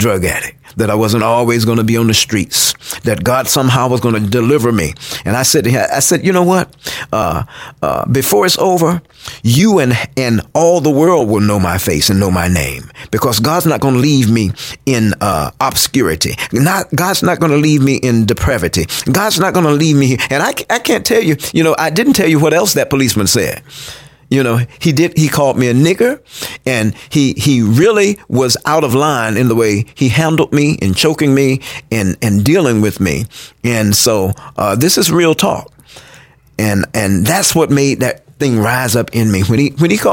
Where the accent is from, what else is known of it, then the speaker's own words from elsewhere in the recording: Tallahassee, Florida, United States; I'm from Tallahassee. A product of a pastor here, prominent pastor here in Tallahassee.